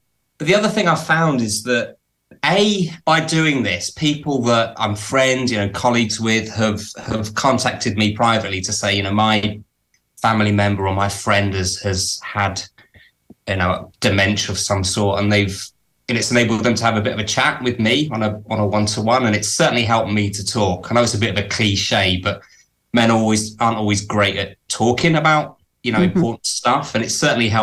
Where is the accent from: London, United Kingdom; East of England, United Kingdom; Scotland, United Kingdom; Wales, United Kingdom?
East of England, United Kingdom; Cambridge; moved away as an adult; now in Preston, United Kingdom; I was brought up in Cambridge, but I moved to the northwest of England about 20 years ago. So I live near a town called Preston